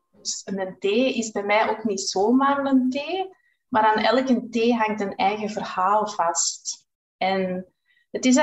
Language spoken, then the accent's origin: Dutch; Groningen, Netherlands; Ehm, ik ben dus … Ik ben afkomstig uit Groningen. Ik ben 43 jaar